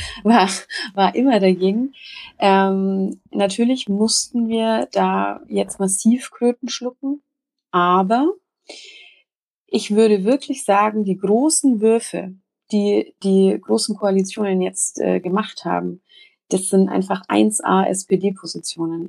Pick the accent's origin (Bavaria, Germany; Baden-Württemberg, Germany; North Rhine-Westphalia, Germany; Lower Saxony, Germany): Bavaria, Germany; Upper Franconia; seit meinem zehnten Lebensjahr Vegetarierin was ähm, im Oberfränkischen äh, durchaus auf Verwunderung stieß, sowohl äh, innerhalb der Familie